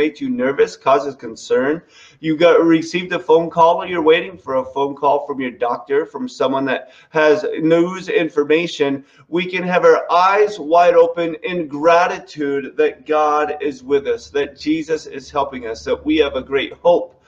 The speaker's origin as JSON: {"language": "English", "region": "New England", "country": "United States", "said": "how we speak as a New Englander"}